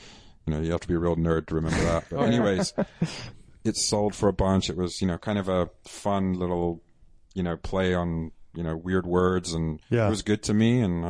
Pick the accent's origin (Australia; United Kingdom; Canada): United Kingdom; England; I'm from England.